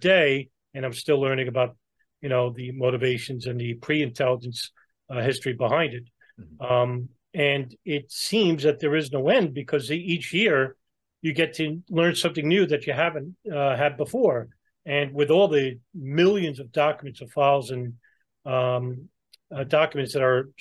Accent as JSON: {"language": "English", "region": "New York", "country": "United States", "tie": "born or raised there", "said": "I'm from New York and I grew up around those people"}